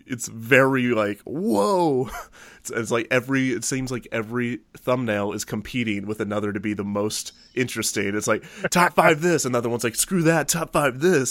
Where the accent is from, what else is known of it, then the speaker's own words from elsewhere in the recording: United States; we are very American.